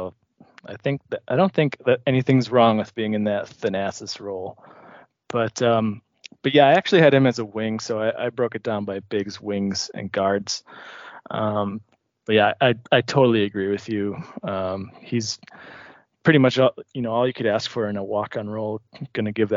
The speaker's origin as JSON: {"language": "English", "town": "Grafton", "country": "United States", "tie": "born or raised there", "said": "I was born and raised in Grafton"}